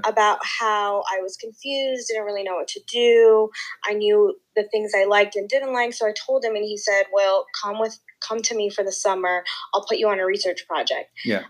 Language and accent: English; Northern Virginia, United States; moved away; I'm originally from Northern Virginia